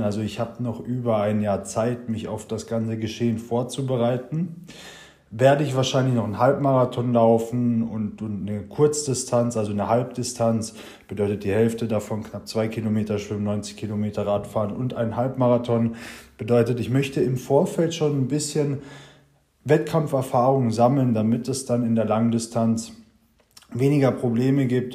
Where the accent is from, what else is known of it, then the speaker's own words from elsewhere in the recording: Germany; bei uns in Deutschland